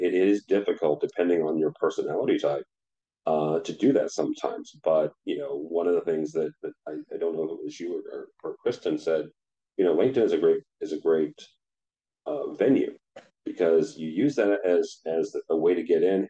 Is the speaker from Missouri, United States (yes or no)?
yes; St. Louis, Missouri, United States; I grew up in St. Louis